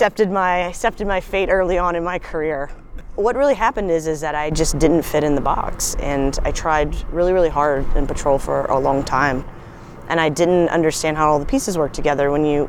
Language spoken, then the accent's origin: English; Boone, North Carolina, United States; moved away as an adult; also born or lived in Los Angeles, California; now in Charleston, United States; I grew up in Boone, North Carolina, in the Appalachian Mountains. My mom and dad are professors from App State.